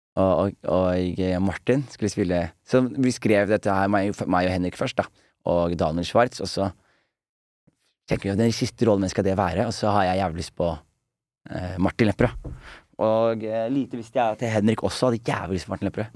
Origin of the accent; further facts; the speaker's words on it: Skien, Telemark, Norway; moved away; … og venner hjemme i Skien